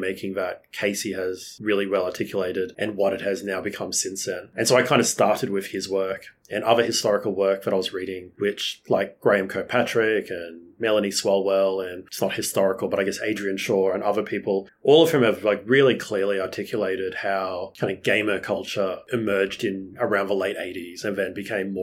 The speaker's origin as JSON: {"language": "English", "country": "Australia", "said": "as like an Australian"}